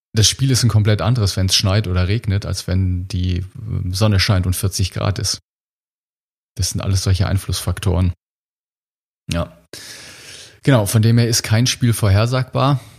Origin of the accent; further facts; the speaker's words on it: Germany; wir als Deutsche